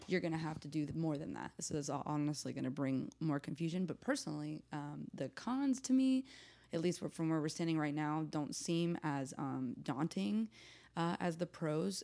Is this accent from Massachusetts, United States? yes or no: no; Nashville, Tennessee, United States; I'm from Nashville